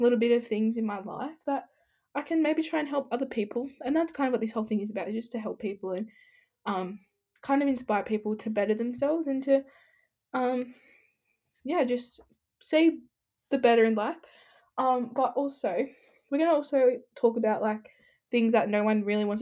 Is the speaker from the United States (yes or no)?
no; Sydney, New South Wales, Australia; I'm 16, I'm from Sydney